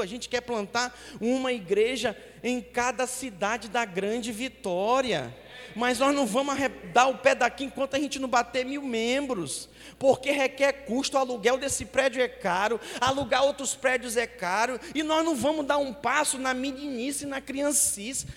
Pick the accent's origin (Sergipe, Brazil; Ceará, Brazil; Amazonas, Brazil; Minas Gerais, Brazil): Amazonas, Brazil; Manaus; moved away; a minha cidade natal, Manaus